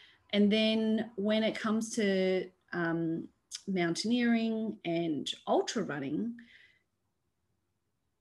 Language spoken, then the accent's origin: English; Australia; I am this first generation born here. I am Australian.